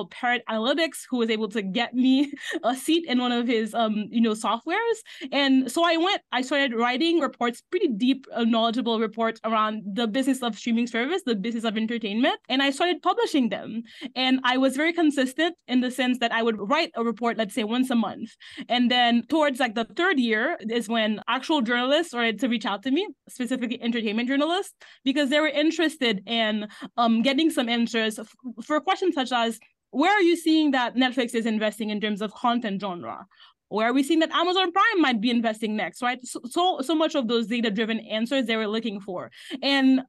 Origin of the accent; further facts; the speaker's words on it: Haiti; moved away as an adult; now in United States; So I grew up in Haiti my whole life. I came to the US for college